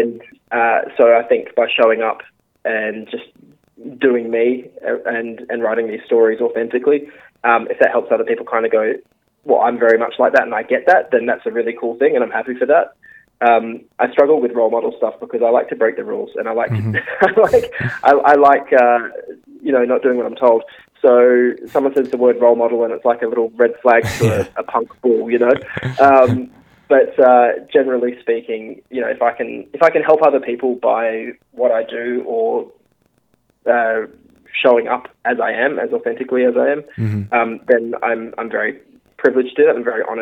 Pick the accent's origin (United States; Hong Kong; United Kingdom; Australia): Australia; Geraldton, Western Australia; moved away; I loved growing up there